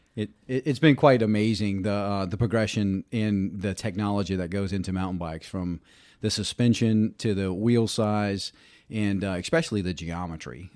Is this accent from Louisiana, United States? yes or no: yes; Reserve, Louisiana, United States; moved away; grew up in, uh, a, a town called Reserve, Louisiana